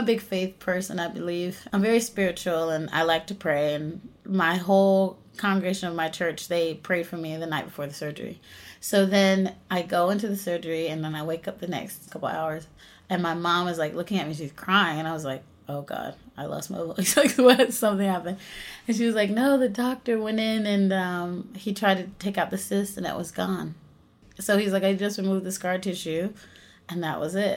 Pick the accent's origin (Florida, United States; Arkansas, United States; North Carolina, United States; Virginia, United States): North Carolina, United States; I was raised in North Carolina in a really, really small rural town.